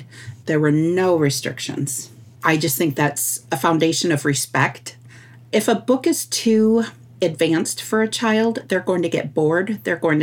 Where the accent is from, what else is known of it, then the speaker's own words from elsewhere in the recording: Sault Ste. Marie, Michigan, United States; I am from Sault Ste. Marie, Michigan, which is also known as the place of the rapids.